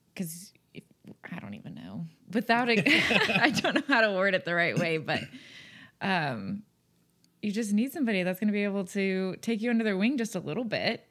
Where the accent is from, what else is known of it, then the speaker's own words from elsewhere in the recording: North Texas, United States; moved away as an adult; also born or lived in Conroe, Texas / The Woodlands, Texas; now in Oklahoma, United States; we're both from North Texas